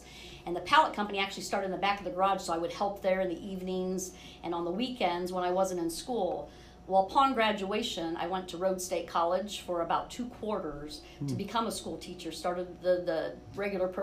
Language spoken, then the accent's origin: English; Lima, Ohio, United States; I grew up and born and raised in Lima, Ohio, attended Bath schools